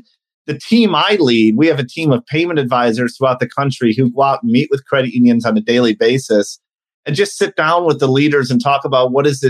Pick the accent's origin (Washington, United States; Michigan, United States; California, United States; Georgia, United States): Michigan, United States; Detroit; I grew up in the Detroit area.